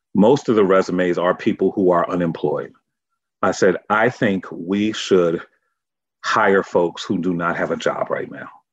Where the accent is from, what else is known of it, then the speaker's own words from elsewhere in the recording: Norwalk, Connecticut, United States; I'm from Norwalk, Connecticut. And that community center really raised me